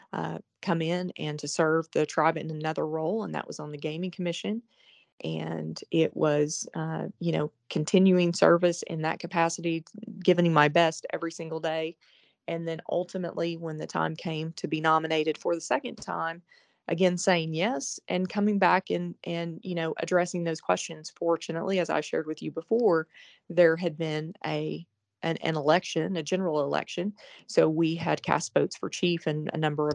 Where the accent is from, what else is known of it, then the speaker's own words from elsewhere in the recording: Oklahoma, United States; moved away as an adult; also born or lived in Arkansas / New York / Florida; I grew up in Oklahoma.